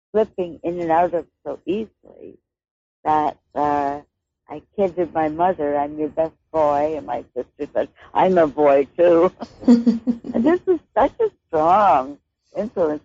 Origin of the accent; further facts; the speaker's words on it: United States; now in Victoria, Canada; I'm an American poet